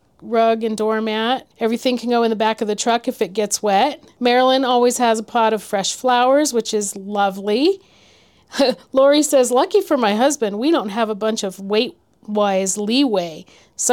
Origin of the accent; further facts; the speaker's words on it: California, United States; moved away; we were from California.